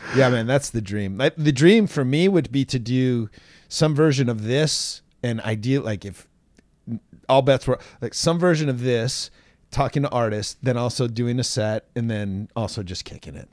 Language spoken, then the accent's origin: English; Seattle, Washington, United States; I was born and raised in Seattle